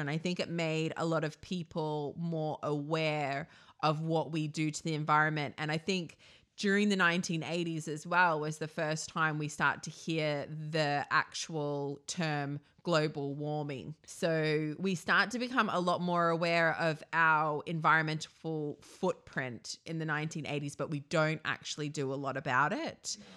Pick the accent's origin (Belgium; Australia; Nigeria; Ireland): Australia; I'm from Australia